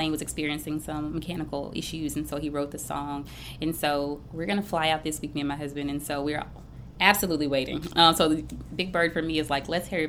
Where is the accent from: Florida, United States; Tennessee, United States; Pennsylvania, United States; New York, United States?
Tennessee, United States; Memphis; I am from Memphis through and through